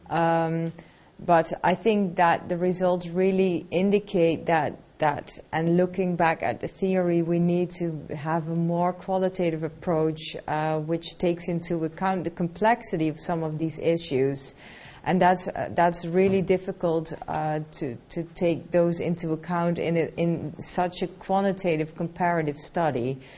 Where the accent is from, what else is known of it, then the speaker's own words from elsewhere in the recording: Turkey; English is a second language; Hi, uh, I I came from Turkey. Uh, I am visiting scholar in uh, Cambridge University uh, about educational leadership.